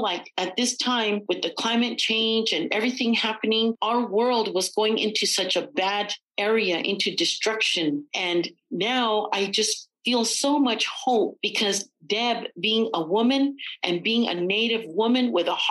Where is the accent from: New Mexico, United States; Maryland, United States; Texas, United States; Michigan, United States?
New Mexico, United States; Santa Clara Pueblo and Pojoaque Pueblo; I come from the Pueblos of Santa Clara and Powake